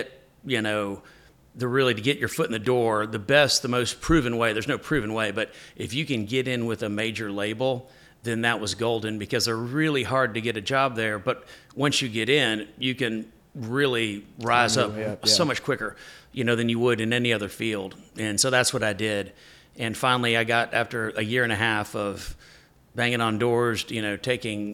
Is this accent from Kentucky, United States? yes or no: yes; Lexington, Kentucky, United States; moved away as an adult; also born or lived in Nashville, Tennessee / Texas; I'm from Kentucky, Lexington, Kentucky